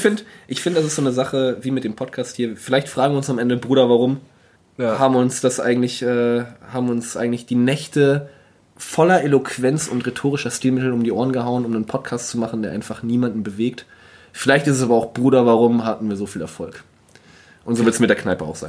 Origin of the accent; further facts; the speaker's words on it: North Frisia, Schleswig-Holstein, Germany; ich komme aus Nordfriesland